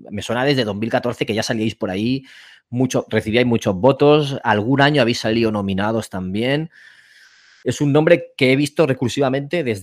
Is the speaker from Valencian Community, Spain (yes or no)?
yes; Elche, Valencian Community, Spain; now in Barcelona, Spain; Y el núcleo somos de Elche, aunque uno está viviendo en Barcelona.